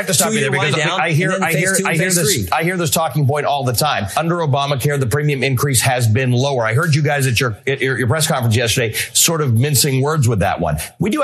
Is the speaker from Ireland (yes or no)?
no; Canada; I grew up in Canada. I live in Canada. My entire family's in Canada.